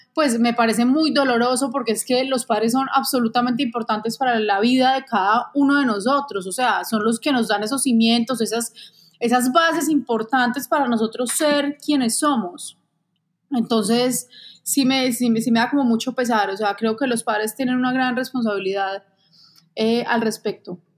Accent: Manizales, Caldas, Colombia; also born or lived in Bogotá; Realmente nací en Bogotá, me adoptaron mis papás cuando tenía un mes de nacida y viví toda la vida en Manizales.

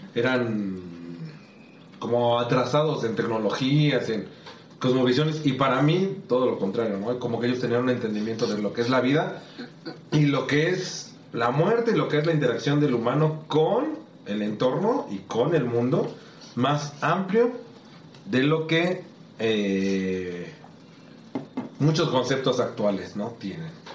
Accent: Mexico; yo sí me siento felizmente mexicano y felizmente y orgulloso de, nuestras raíces

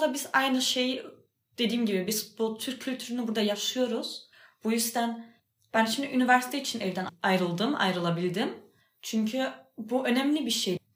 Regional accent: Berlin, Germany; Yani ben mesela ben Berlin'de doğdum büyüdüm. Berlin benim memleketim.

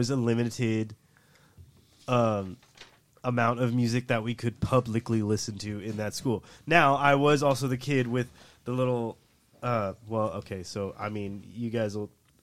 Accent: Escondido, California, United States; I grew up in Escondido, California

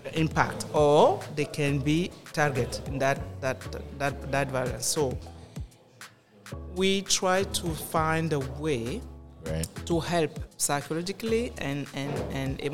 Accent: Cameroon; now in Canada; I'm from Cameroon.

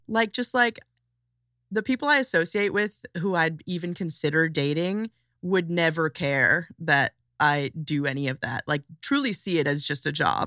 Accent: Chicago suburbs, Illinois, United States; also born or lived in South Side, Chicago; I'm from, like, twenty to forty minutes outside of, uh, Chicago, like, a suburb of Chicago, but then I ran away to the south side when I was, like, sixteen

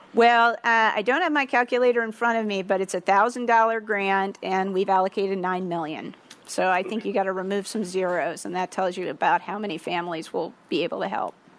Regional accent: Baltimore, Maryland, United States; now in Washington, D.C., United States; I grew up in Baltimore and my parents live in Maryland

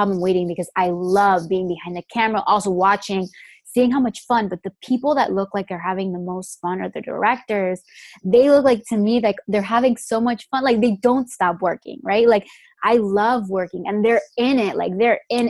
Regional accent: Miami, Florida, United States; now in Los Angeles, United States; I'm obviously here from Miami too. I went to New World for our senior year

